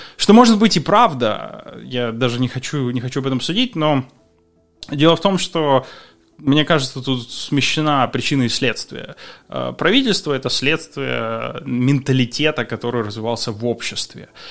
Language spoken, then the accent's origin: Russian; Ukraine; moved away as an adult; Я уехал из Украины за два месяца до того, как э, начался процесс